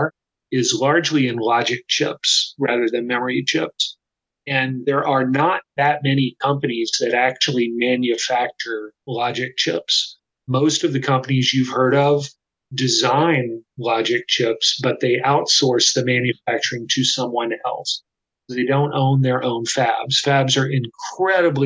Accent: Austin, Texas, United States; Samsung has had a factory in my hometown, Austin, Texas, since the 1990s

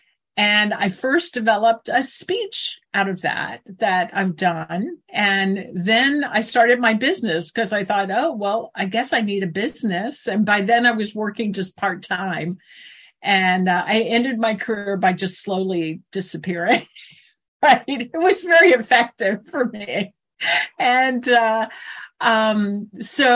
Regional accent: Tidewater, Virginia, United States; also born or lived in Maryland; I grew up in Tidewater, Virginia

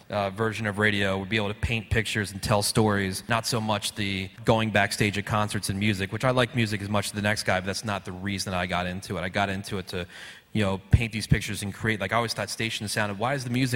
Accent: New Jersey, United States; I grew up in Jersey

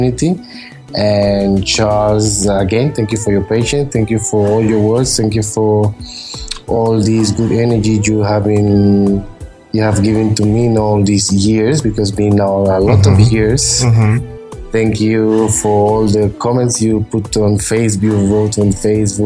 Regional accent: Panama; moved away as an adult; now in Spain; I was born in Panama. Some of you are from Panama. I live in Spain, but I grew up in Panama. I was there till I moved here to Spain when I was 21.

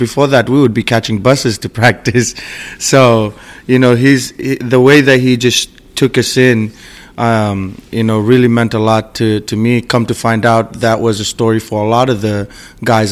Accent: Fiji; now in Seattle, United States; I was born and raised in Fiji.

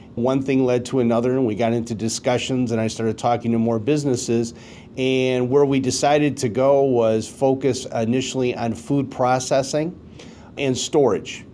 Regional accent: Detroit, Michigan, United States; I grew up in Detroit

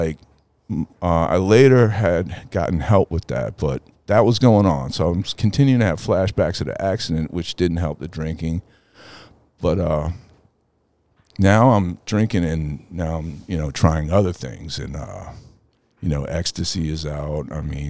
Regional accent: New Orleans, Louisiana, United States; Well, we were we lived uptown by Tulane University, like right by Audubon Park.

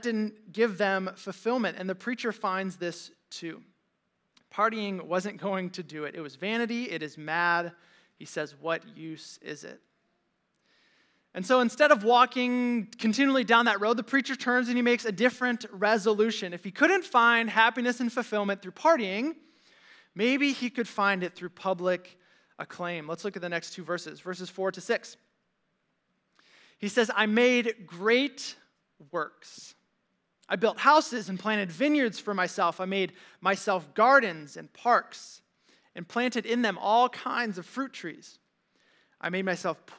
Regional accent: Valparaiso, Indiana, United States; my friends from Valpo High

